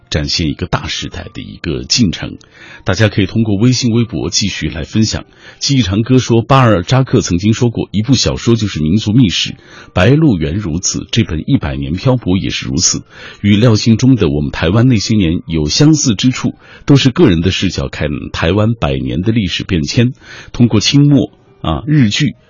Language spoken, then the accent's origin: Chinese; China; 我们大陆这边